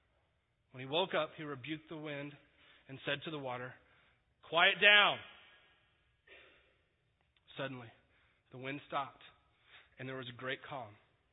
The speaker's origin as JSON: {"language": "English", "region": "Texas", "country": "United States", "said": "I'm from Texas. I'm not from here."}